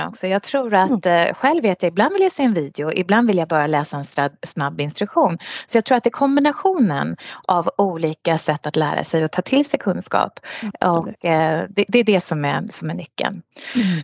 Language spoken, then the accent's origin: Swedish; Sweden; moved away as an adult; now in United Arab Emirates; jag kom från Sverige